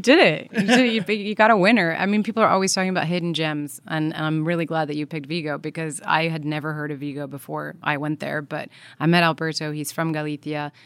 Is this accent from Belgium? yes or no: yes; Belgium; I come from Belgium, and there's a, Brussels is the town there